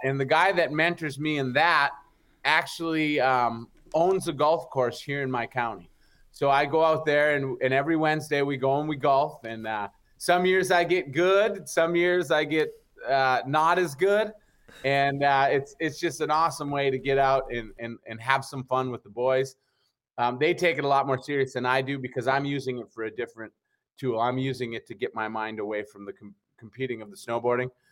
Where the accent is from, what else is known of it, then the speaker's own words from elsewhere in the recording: Upper Peninsula, Michigan, United States; I'm from the Upper Peninsula, Michigan